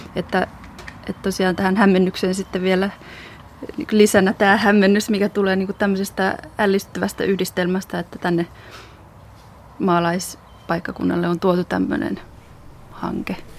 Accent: Sydän-Häme, Pirkanmaa, Finland; moved away as an adult; also born or lived in Germany; mä oon täällä syntynyt ja kasvanut

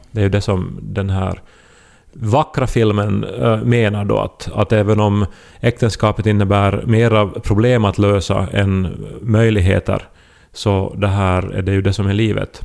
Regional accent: Esse, Ostrobothnia, Finland; i Esse, alltså min hemby

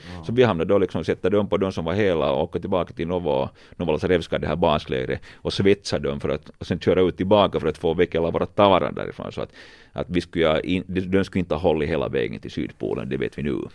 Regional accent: Finland; vi är från Finland

